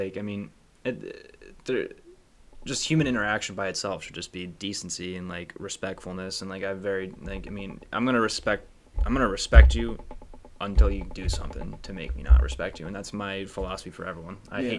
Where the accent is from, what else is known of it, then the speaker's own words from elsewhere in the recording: Fayetteville, North Carolina, United States; also born or lived in Georgia; I was born in Georgia and I was there for a year, and then I moved to North Carolina. We were in Fayetteville, and I know I said I was from Fort Bragg, but I mean Fayetteville is the town right outside of Fort